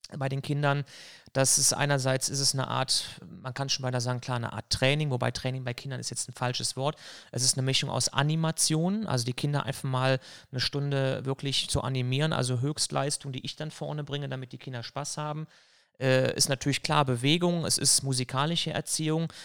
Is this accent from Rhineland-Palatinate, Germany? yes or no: no; Elsdorf, North Rhine-Westphalia, Germany; also born or lived in Cologne / Düsseldorf / Leverkusen / Erftstadt; ursprünglich komme ich tatsächlich aus Köln, bin in Köln gewohnt, Ich habe es im Pass drinne stehen